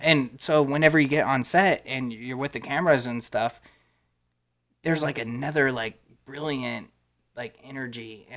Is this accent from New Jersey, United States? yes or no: no; Texas, United States; I'm from Texas, too.